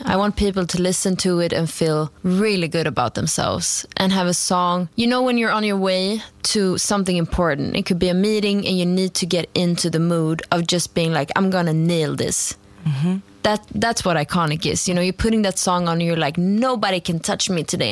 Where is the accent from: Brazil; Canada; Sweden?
Sweden; Stockholm, Stockholm County; English is a second language; moved away as an adult; now in Copenhagen, Denmark; I uh, grew up in Stockholm, Sweden, mm-hmm. uh, but I'm currently living in Copenhagen